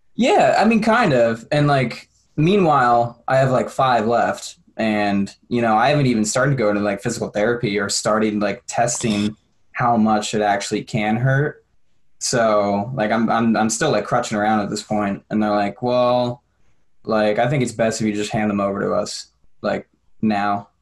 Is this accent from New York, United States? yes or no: yes; New York, United States; moved away as an adult; I'm from New York